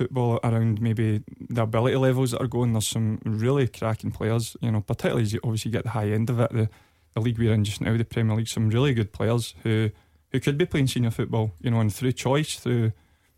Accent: Dumfries, Scotland, United Kingdom; I'm from Dumfries originally, and I played with Queen of South through the ranks

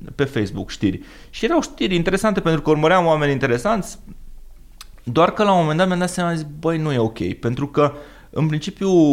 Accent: Romania; noi și ca și români

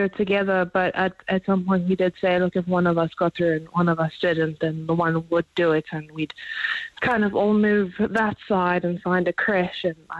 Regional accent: South Africa; now in Ireland; we're a couple, we came from South Africa, we've always kind of wanted to join the Garda

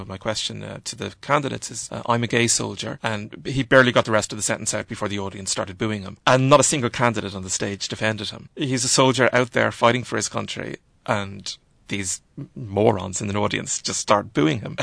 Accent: Ireland; being an Irish writer at the moment, I think, is that in my generation of Irish writers

